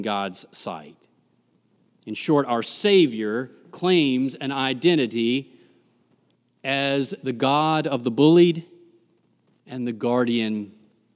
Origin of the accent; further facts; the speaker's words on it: Greensboro, North Carolina, United States; moved away; Growing up in Greensboro